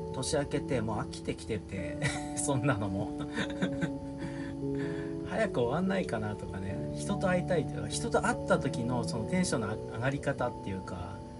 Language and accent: Japanese; Fukushima, Japan; 鈴木君も俺も福島出身